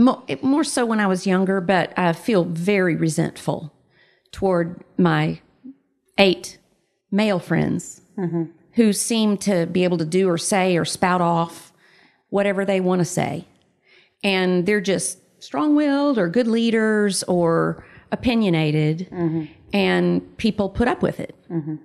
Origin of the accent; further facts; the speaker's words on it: the South, United States; Yes, I'm a girl from the South.